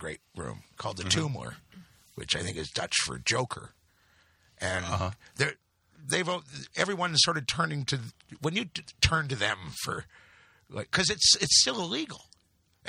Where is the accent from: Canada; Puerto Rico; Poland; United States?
Canada; Toronto, Ontario; moved away; also born or lived in Britain; Torontonians grew up listening to American television. We don't have Canadian. We have one channel when we were kids